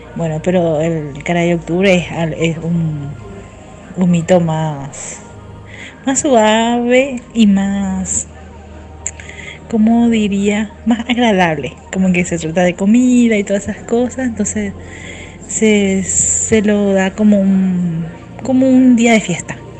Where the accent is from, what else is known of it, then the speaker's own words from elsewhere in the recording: Paraguay; Soy estén de Paraguay.